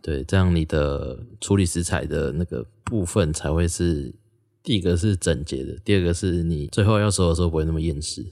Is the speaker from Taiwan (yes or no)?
yes; former Taichung County, Taiwan; 我自己是旧台中县长大的